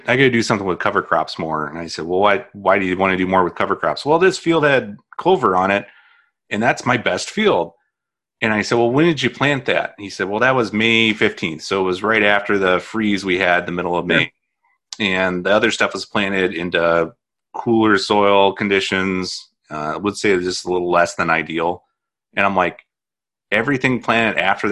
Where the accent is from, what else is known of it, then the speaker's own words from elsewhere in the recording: Indiana, United States; moved away; I'm from Indiana